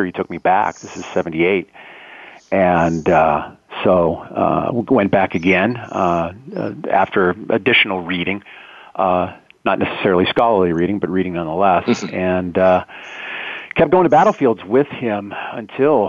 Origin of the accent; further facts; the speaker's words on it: Erie, Pennsylvania, United States; moved away; I'm from Erie, Pennsylvania, originally, right on Lake Erie.